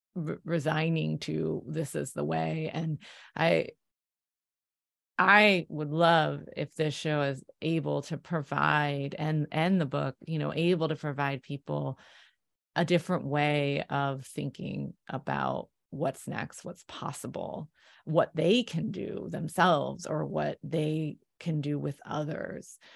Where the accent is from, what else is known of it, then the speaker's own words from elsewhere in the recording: Philadelphia, Pennsylvania, United States; I'm from Philly